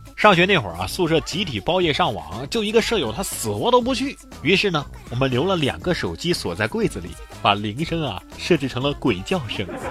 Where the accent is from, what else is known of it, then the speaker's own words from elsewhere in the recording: Hubei, China; 我是来自湖北的，虽然有个北字儿，但也属于南方